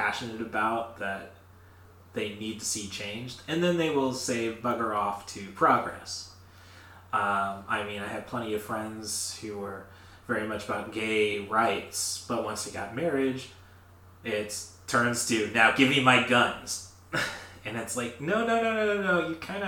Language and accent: English; Morton, Illinois, United States; we're from Morton, AC Town.